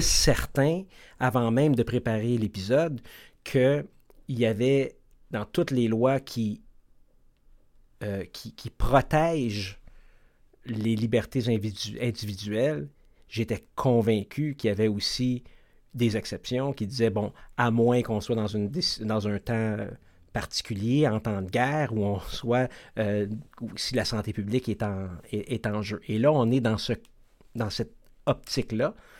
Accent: Quebec, Canada; chez nous, au Québec

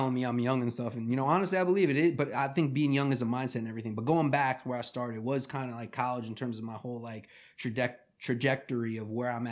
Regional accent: Huntington, New York, United States; also born or lived in Bogotá, Colombia; my hometown Huntington boys

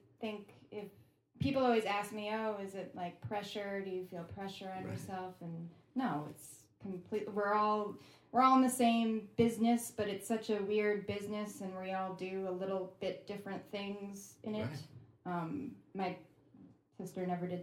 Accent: Connecticut, United States; moved away; also born or lived in Rhode Island; I grew up mostly in Connecticut

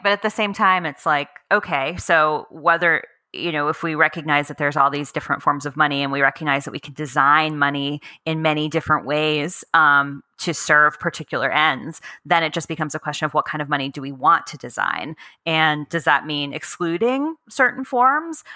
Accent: United States; I'm American

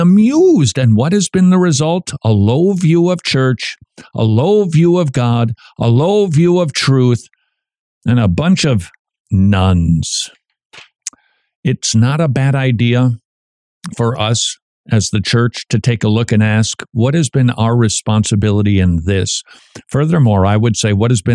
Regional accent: Minnesota, United States; I'm from Minnesota

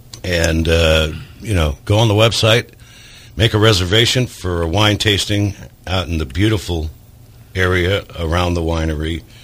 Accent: Long Island, New York, United States; moved away; also born or lived in Brooklyn; I was born on Long Island. I spent all my summers in Brooklyn.

